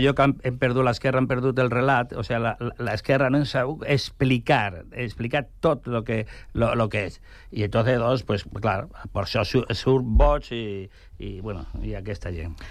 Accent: Extremadura, Spain; moved away as an adult; now in Catalonia, Spain; jo he nascut en Extremadura, eh, i nosaltres, eh, jo vaig vindre aquí a, a l'any 66 a Catalunya

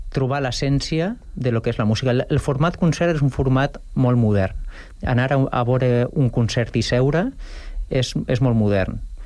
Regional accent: Valencian Community, Spain; now in Sant Cugat del Vallès, Spain; jo sóc valencià, però jo ja sóc més Cugatent que València, quasi

